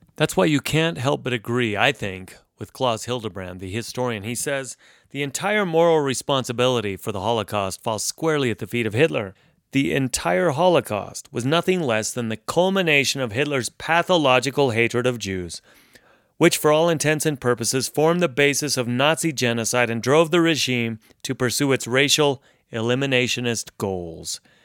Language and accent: English; United States; Growing up in the United States